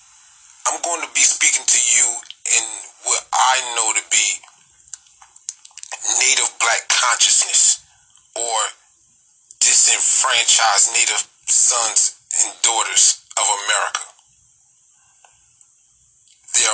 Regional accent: United States; I'm Black American first.

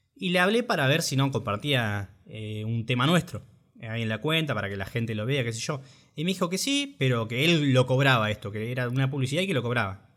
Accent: Junín, Buenos Aires Province, Argentina; moved away as an adult; now in La Plata, Argentina; yo en realidad soy de Junín, Junín, provincia de Buenos Aires. Bueno, me vine acá a La Plata a estudiar

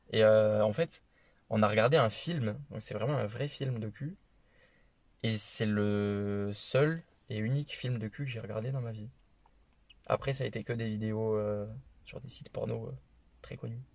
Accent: Toulouse, Occitania, France; accent: petit accent; now in Alexandra, New Zealand; j'ai 21 ans, je suis toulousain

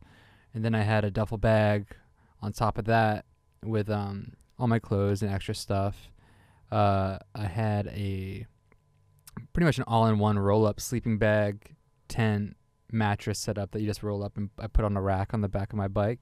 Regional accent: New Hampshire, United States; New Hampshire, which is my home state

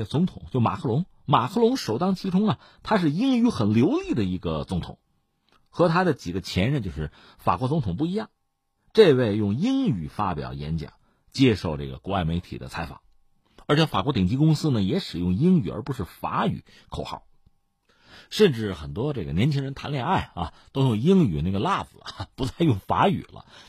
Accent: China; 我们中国人经常回忆起

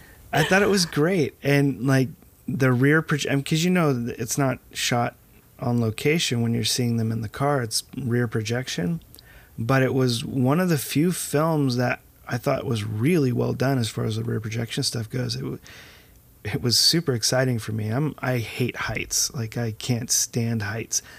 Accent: United States; I'm American

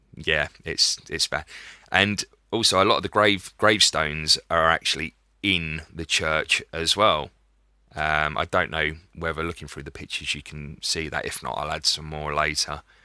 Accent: Dover, South East England, United Kingdom; my hometown of Dover

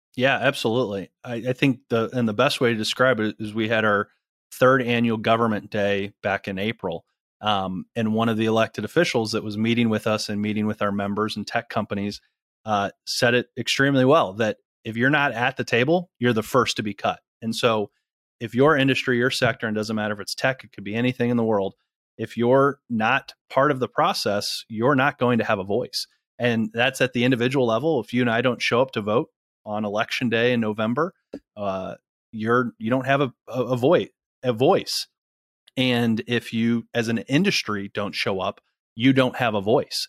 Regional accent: Akron, Ohio, United States; also born or lived in East Coast; now in Columbus, United States; I wasn't born in Ohio, but, uh, moved to Ohio when I was really little for my dad's job. Uh, and so I grew up in northeastern Ohio. I'm originally from Akron

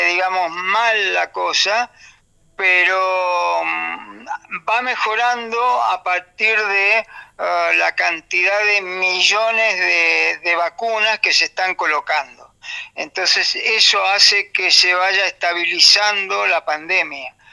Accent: Argentina; also born or lived in Motril; now in Spain; yo cuando me vine de Argentina viví 11 eh, años en Motril, que es una localidad del sur, costera del Mediterráneo, de aquí también, de la misma provincia de Granada, y después en el año 2013 eh, me mudé aquí a, la montaña.

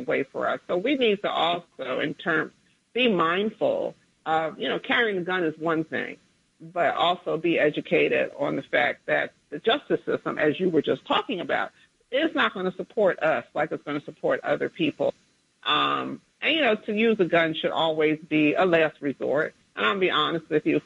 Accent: New Jersey, United States; in a small town in Jersey where near where I grew up.

